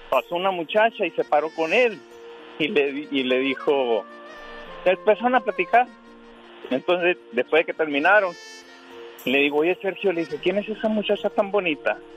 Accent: Magdalena, Sonora, Mexico; yo soy originario de Magdalena, Sonora.

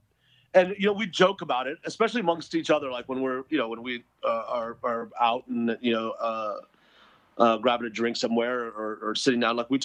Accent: India; As an Indian, you would think I would know what Tiger Bomb was, but I didn't.

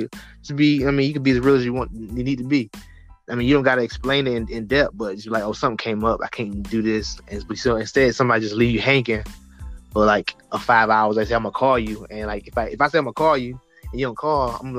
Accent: the South, United States; also born or lived in Norfolk, Virginia; I grew up in the South

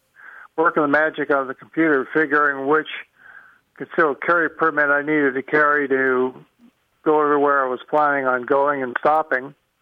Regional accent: Washington, United States; now in Anchorage, United States; I'm from Washington

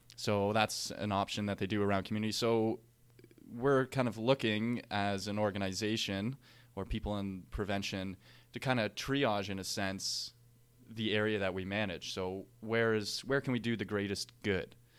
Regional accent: Canada; as Canadian firefighters

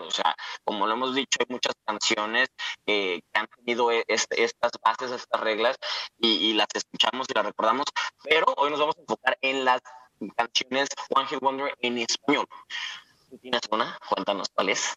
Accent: Guadalajara, Jalisco, Mexico; yo que soy de Guadalajara

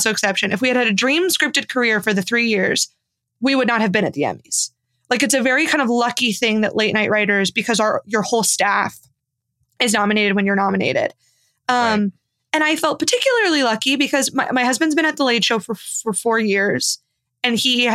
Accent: Midwest, United States; now in New York, United States; I'm a Midwesterner

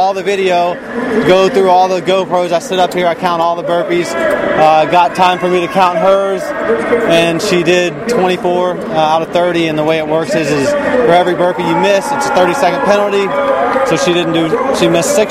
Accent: Virginia Beach, Virginia, United States; I'm from Virginia Beach.

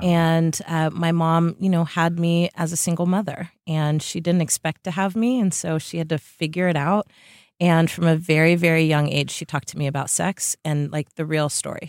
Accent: Bay Area, California, United States; also born or lived in Tiburon, California; I was, uh, born and raised in the Bay Area

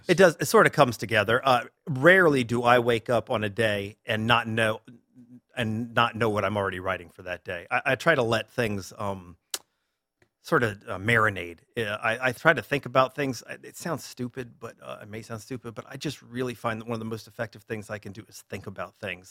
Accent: Durham, North Carolina, United States; moved away as an adult; now in Orlando, United States; I grew up in Durham, North Carolina

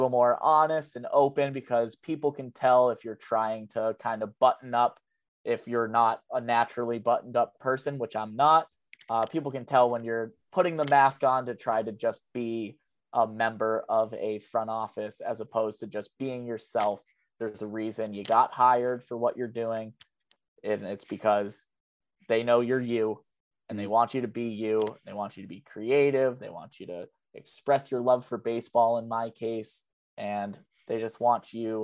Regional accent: Worcester, Massachusetts, United States; I'm from Worcester. I'm excited the team is moving because I grew up 10 minutes down the road from where the ballpark's being built

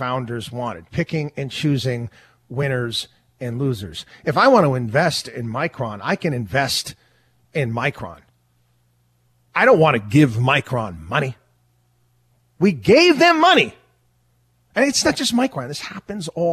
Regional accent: outside of Albany, New York, United States; also born or lived in Syracuse, New York; I'm from upstate New York. I grew up outside of Albany, New York, went to college out there in Syracuse

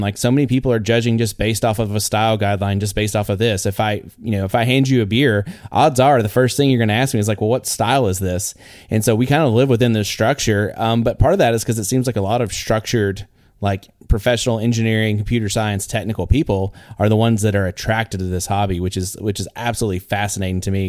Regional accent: Northeast Texas, United States; I'm a guy from Northeast Texas

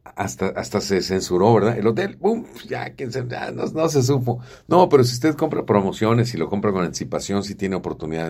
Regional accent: Puebla, Mexico; yo soy de Puebla

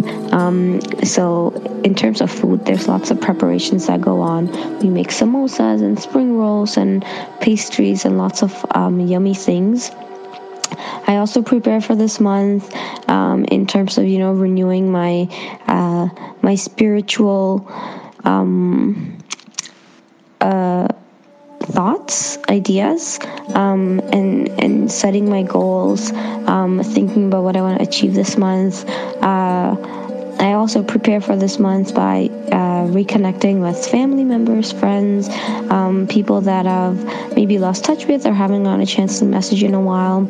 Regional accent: Toronto, Ontario, Canada; I'm from Toronto, and my background is Indian

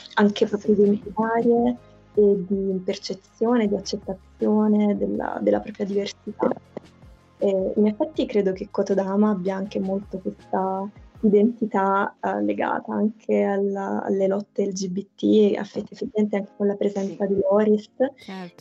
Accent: province of Naples, Campania, Italy; io appunto sono della, vengo dalla provincia di Napoli

